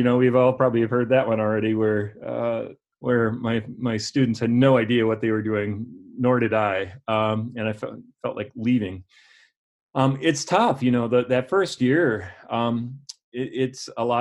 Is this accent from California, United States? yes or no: no; La Crosse, Wisconsin, United States; also born or lived in Eau Claire, Wisconsin; I grew up in La Crosse, Wisconsin, attended Logan High School on the north side of La Crosse